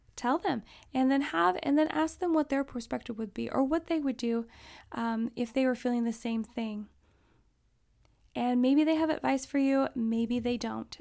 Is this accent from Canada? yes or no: no; Alaska, United States; I grew up in Alaska